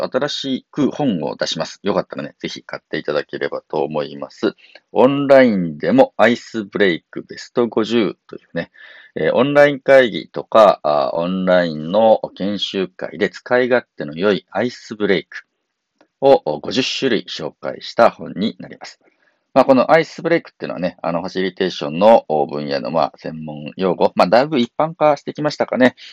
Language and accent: Japanese; Kii Peninsula, Kumano region, Japan; moved away; 僕のあの出身地、紀伊半島、熊野地方にある